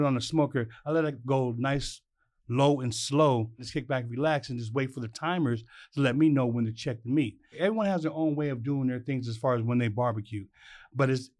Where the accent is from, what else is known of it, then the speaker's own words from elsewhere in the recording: Boston, Massachusetts, United States; moved away; I was born in Boston, Massachusetts.